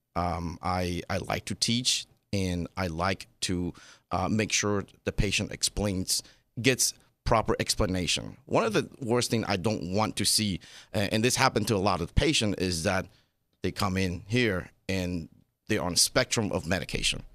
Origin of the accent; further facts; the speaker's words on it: Taiwan; now in Las Vegas, United States; I was born and raised in Taiwan